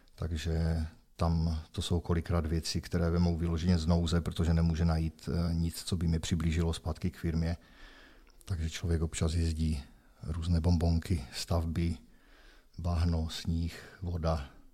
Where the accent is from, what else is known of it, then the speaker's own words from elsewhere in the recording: Opava, Moravian-Silesian Region, Czechia; našel jsem si zaměstnavatele tady u nás v Opavě